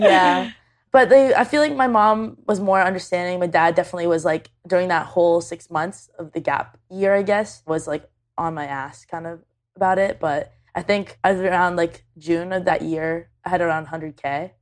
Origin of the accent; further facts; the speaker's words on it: Canada; I'm Canadian.